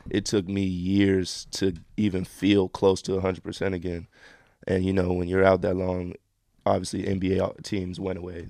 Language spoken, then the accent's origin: English; Miami, Florida, United States; moved away; also born or lived in Israel / Argentina; I'm from Miami